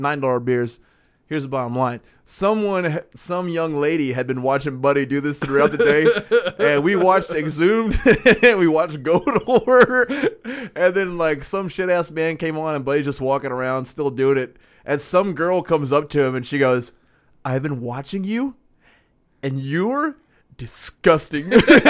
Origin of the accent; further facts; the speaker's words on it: Chicago, Illinois, United States; accent: Chicago; But yeah, that's where my Chicago accent comes from, is that guy laying on the ground.